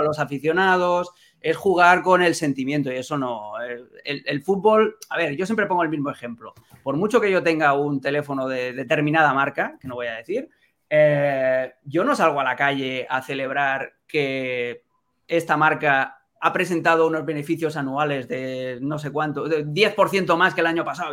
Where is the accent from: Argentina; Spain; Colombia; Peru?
Spain; Barcelona, Catalonia; yo nací en Barcelona, porque soy catalán, porque tengo toda la familia